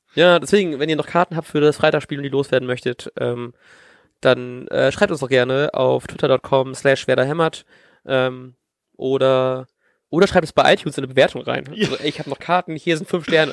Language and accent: German; East Frisia, Lower Saxony, Germany; moved away; ich bin ja grad in meiner Heimat in Ostfriesland, ähm, in meinem Zimmer hier